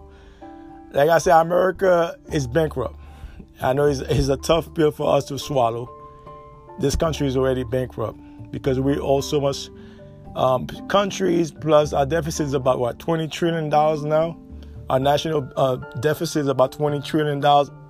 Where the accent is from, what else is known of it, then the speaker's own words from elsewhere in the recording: New York, United States; moved away; also born or lived in South Florida / North Florida; growing up in New York